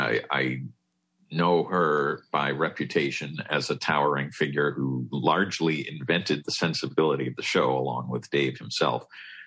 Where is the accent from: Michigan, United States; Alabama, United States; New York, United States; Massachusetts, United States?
Massachusetts, United States; Yeah, I grew up in Massachusetts